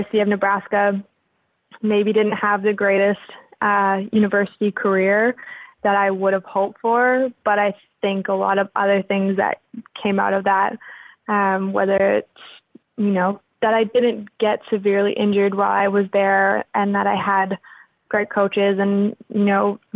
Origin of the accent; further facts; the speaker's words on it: Regina, Saskatchewan, Canada; also born or lived in Winnipeg, Manitoba; I moved from Winnipeg to Regina. In that scenario, I was six and I hated my life when I moved to Regina.